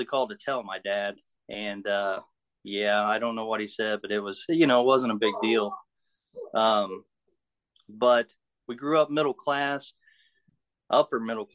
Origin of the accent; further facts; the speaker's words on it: Muncie, Indiana, United States; I'm from Muncie, Indiana. I was born here in Muncie, raised in Muncie, live in Muncie now.